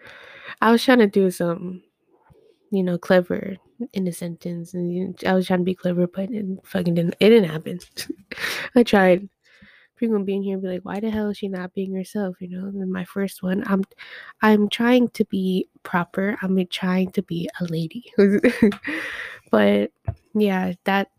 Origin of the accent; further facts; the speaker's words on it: Edmonton, Alberta, Canada; also born or lived in northern Canada; I was born in Edmonton.